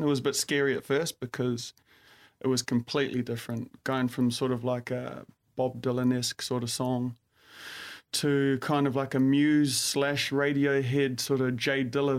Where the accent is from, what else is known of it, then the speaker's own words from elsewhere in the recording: New Zealand; moved away as an adult; also born or lived in London; now in Sydney, Australia; born and raised in New Zealand and then sort of moved around after high school